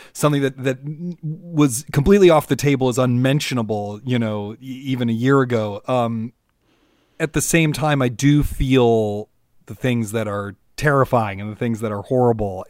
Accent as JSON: {"language": "English", "town": "Washington", "region": "District of Columbia", "country": "United States", "said": "I'm from Washington, D C"}